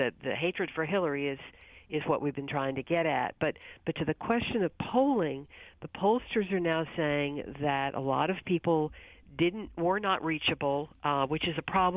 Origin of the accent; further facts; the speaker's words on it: Texas, United States; now in Washington, D.C., United States; I was from Texas